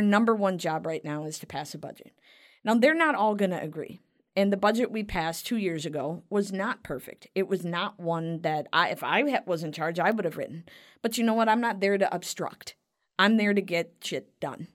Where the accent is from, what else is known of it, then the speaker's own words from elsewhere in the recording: Cottage Grove, Minnesota, United States; So that's Cottage Grove. That's my hometown